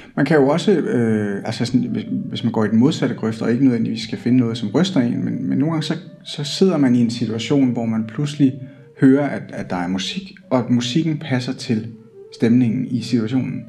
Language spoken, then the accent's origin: Danish; Hillerød, Capital Region of Denmark, Denmark; now in Odense, Denmark; jeg kommer oprindeligt fra Hillerød